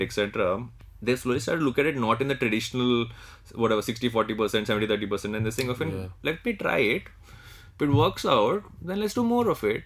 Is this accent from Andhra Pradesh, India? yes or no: yes; Andhra Pradesh, India; I'm from Andhra Pradesh, right? But I tend to say that I'm South Indian